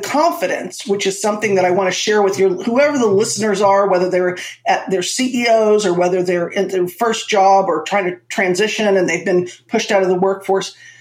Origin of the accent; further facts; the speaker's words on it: Florida, United States; also born or lived in Manhattan, New York City; I was born in Manhattan. So I got the best of both worlds and I was raised in Florida